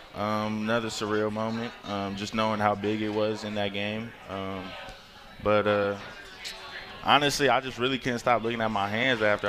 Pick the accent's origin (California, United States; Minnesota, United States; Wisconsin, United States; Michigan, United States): California, United States; Concord; moved away as an adult; also born or lived in Washington; I'm from Northern California